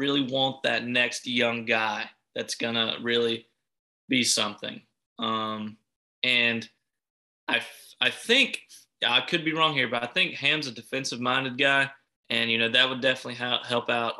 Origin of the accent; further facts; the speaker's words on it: North Carolina, United States; I'm from North Carolina and I still live in North Carolina. And just growing up around the house, my parents, they had the games on the TV.